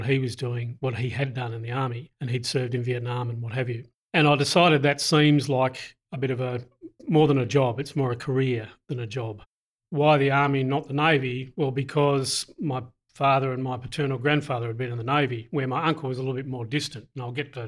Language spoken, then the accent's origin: English; Hobart, Tasmania, Australia; moved away; I'm Tasmanian and I've heard all the Tasmanian jokes, so don't throw any of them at me. I was born in Hobart, lived and raised in Hobart